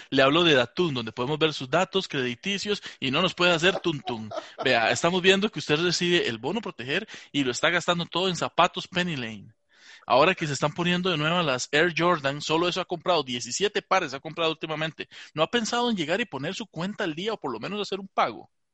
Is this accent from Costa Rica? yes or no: yes; Alajuela, Costa Rica; yo soy de ahí de la Juela Centro